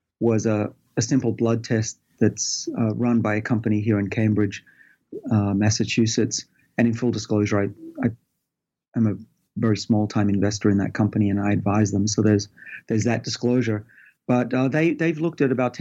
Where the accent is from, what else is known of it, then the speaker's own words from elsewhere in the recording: Sydney, New South Wales, Australia; I did a lot as an Australian growing up in Sydney